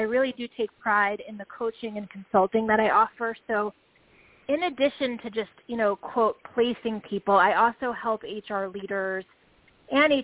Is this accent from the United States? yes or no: yes; New York, United States; I am a New Yorker